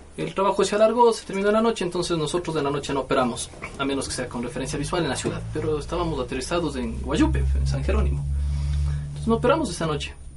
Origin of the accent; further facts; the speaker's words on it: Mira, Carchi, Ecuador; moved away; este es mi pueblo, yo soy de aquí